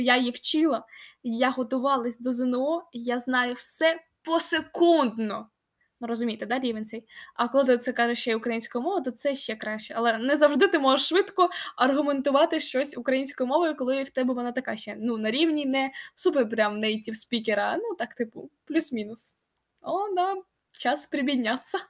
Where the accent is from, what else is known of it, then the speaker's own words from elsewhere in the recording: Kharkiv, Kharkiv Oblast, Ukraine; Ukrainian is a second language; also born or lived in Kyiv; я харків'янка.